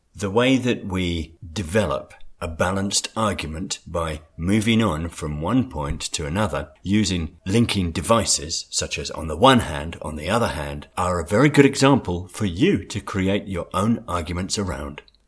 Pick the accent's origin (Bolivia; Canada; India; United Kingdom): United Kingdom; England; I was born in England